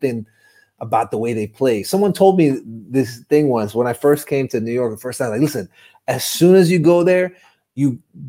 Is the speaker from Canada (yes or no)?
no; Dubai, United Arab Emirates; a kid born and raised in Dubai